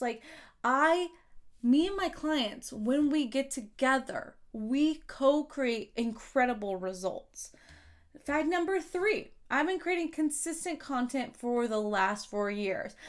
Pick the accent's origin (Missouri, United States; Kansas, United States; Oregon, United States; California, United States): Kansas, United States; now I'm on a list of thirty under thirty in my home state